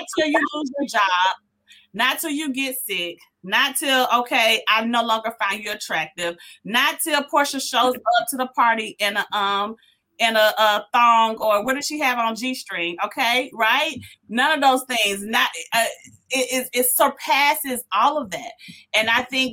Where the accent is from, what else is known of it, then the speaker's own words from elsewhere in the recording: Decatur, United States; I'm from Decatur